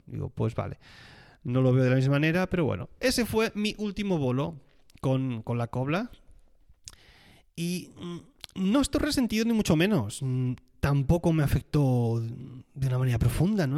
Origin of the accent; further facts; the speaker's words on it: Catalonia, Spain; moved away; soy catalán